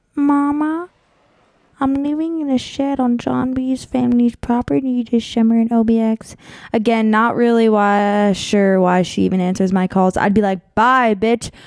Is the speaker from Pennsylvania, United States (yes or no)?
yes; Pennsylvania, United States; moved away; also born or lived in Monmouth Beach, New Jersey; I grew up in Pennsylvania